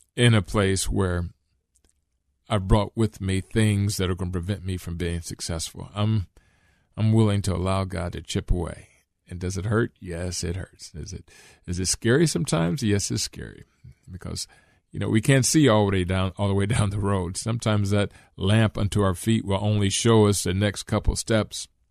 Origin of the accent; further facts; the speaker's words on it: Akron, Ohio, United States; growing up in Akron